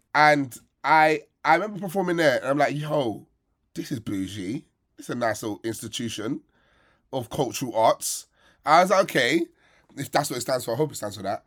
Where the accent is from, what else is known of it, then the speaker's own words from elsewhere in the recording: Sierra Leone; We have less money, smaller country, more time on our hands, so we cook more than you guys